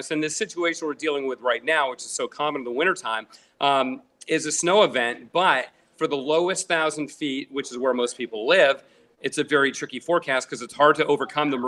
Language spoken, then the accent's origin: English; Connecticut, United States; but I grew up in New England, in Connecticut and uh, just became fascinated with the weather at that point.